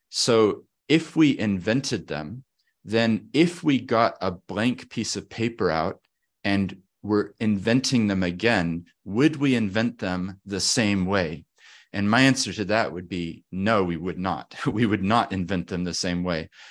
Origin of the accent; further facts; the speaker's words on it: Christchurch, Canterbury, New Zealand; also born or lived in Papakaio, Otago; We moved to Christchurch, Otatahi. So I grew up here in the South Island in Otatahi.